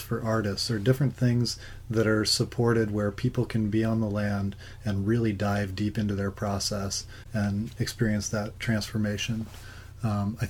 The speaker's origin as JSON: {"language": "English", "region": "Alaska", "country": "United States", "tie": "born or raised there", "also_born_or_lived": "San Francisco", "moved": "as an adult", "said": "growing up in Alaska"}